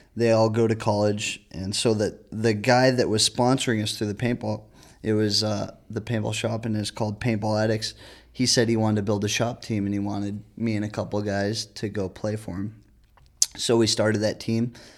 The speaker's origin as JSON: {"language": "English", "area": "near San Bernardino", "region": "California", "country": "United States", "tie": "born or raised there", "said": "San Bernardino, which is pretty close to my hometown"}